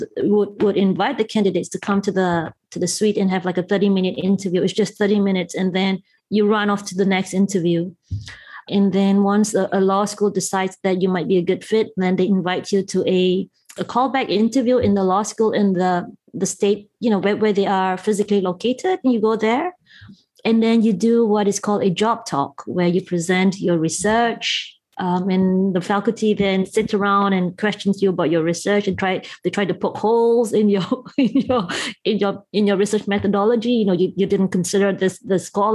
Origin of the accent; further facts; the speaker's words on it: Malaysia; moved away as an adult; also born or lived in Cambridge, England; now in United States; I did grow up in Malaysia and I spent my formative years and I actually left Malaysia only when I was 20